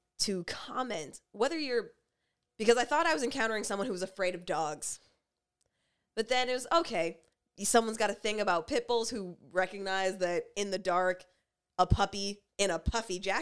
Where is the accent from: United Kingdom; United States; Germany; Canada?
Canada; as Canadian as us